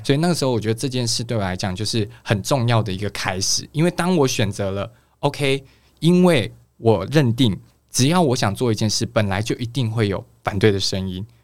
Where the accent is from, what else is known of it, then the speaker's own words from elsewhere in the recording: Kaohsiung, Taiwan; moved away; 我来自高雄